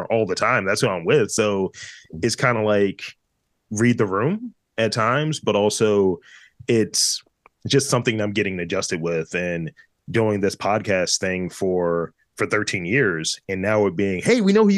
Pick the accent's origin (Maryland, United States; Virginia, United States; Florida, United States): Maryland, United States; Baltimore; I'm from Baltimore